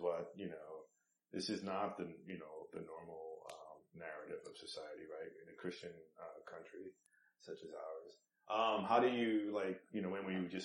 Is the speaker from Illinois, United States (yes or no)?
no; New York, United States; we're from New York